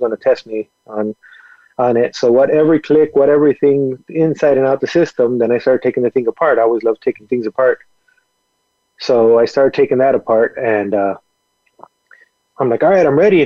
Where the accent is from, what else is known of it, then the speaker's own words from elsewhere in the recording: a small town near Nuevo Casas Grandes, Chihuahua, Mexico; moved away; I was born in Mexico. Raised down there